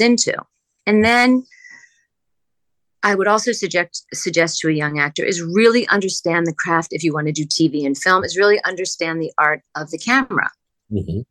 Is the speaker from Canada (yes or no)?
no; New Jersey, United States; moved away as an adult; also born or lived in outside Philadelphia / New York; I'm originally from New Jersey.